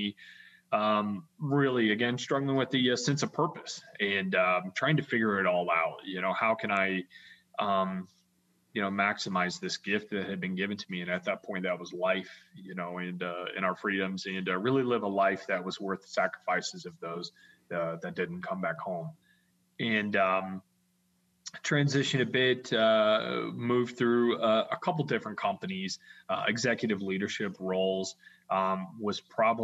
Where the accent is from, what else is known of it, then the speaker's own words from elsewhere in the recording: Florida, United States; Growing up in Florida, I went to a particular school